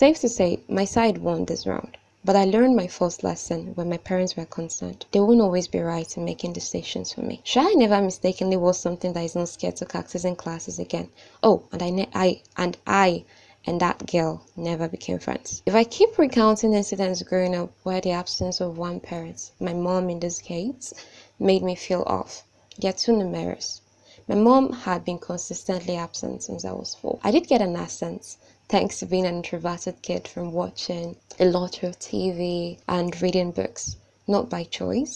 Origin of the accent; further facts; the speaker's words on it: Nigeria; I am Nigerian and 20 years of age